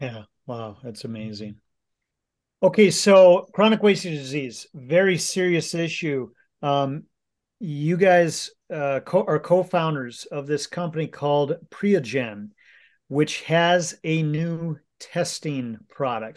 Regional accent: Minnesota, United States; we are just about to the firearms deer hunting season here in Minnesota, which will kickoff next week. This is a big tradition in my home state

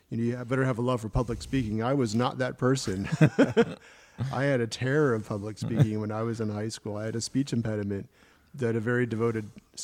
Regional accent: Maryland, United States; also born or lived in Virginia; No, originally from Virginia, I grew up in Maryland.

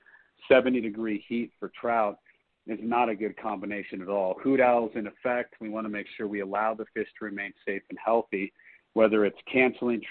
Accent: Colorado Springs, Colorado, United States; being a native to Colorado, I was born and raised in the Springs

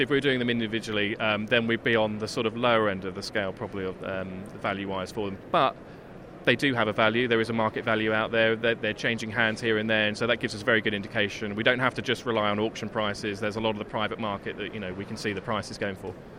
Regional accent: Essex, East of England, United Kingdom; I grew up in Essex

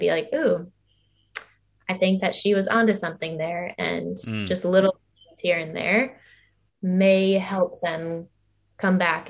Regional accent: Illinois, United States; now in Georgia, United States; I live in Georgia right now, and my family, I grew up in Illinois.

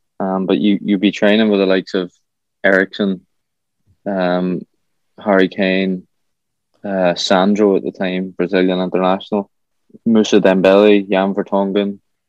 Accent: Ireland; as an Irish lad over there, you ain't going home to your family. You're going home to a host family

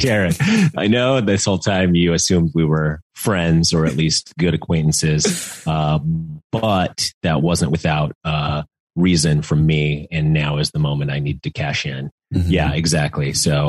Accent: Utah, United States; I grew up in Utah

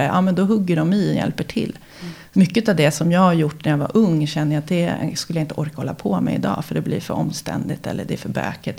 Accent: Huddinge, Stockholm County, Sweden; also born or lived in Älvsjö, Stockholm / Hammarby sjöstad, Stockholm; Jag är uppvuxen i Fullersta som ligger i Huddinge

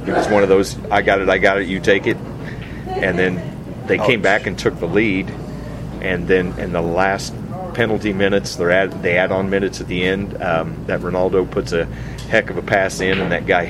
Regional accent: St. Joseph, Missouri, United States; I grew up in St. Joseph

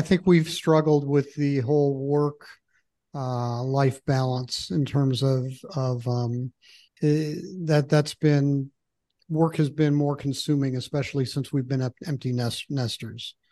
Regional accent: Michigan, United States; moved away; I grew up in Michigan

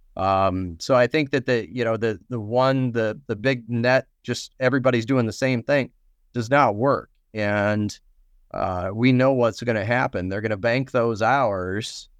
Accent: Nebraska, United States; now in Minnesota, United States; I'm not originally from Minnesota, so I don't eat a lot of hot dish. I'm from Nebraska

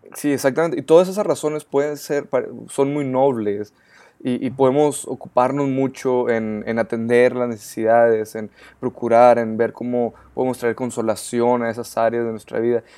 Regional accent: Ciudad Juárez, Chihuahua, Mexico; yo soy ah, mexicano

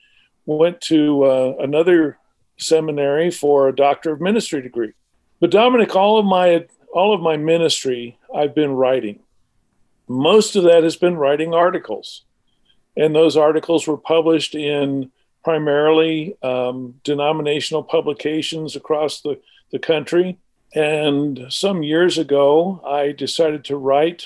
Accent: Arizona, United States; I grew up in Arizona.

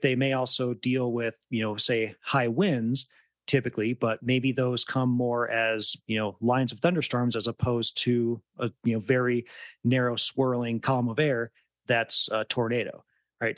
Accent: West Michigan, United States; moved away; growing up in West Michigan

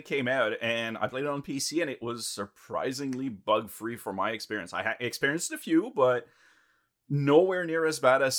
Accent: Canada

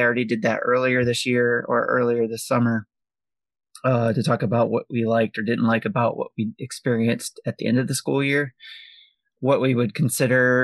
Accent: Detroit, Michigan, United States; I come from Detroit Public Schools

